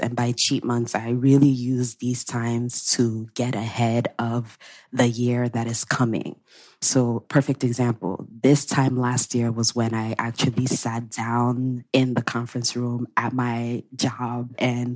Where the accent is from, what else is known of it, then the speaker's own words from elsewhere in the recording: Nigeria; my Nigerian people